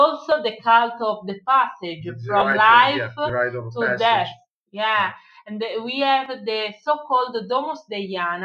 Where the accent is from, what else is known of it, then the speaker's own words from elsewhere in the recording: Sardinia, Italy; English is a second language; I'm from Sardinia